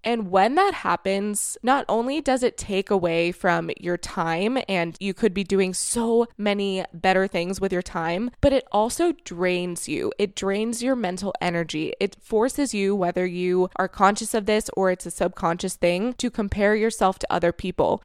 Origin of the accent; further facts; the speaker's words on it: Florida, United States; moved away; I was raised in Florida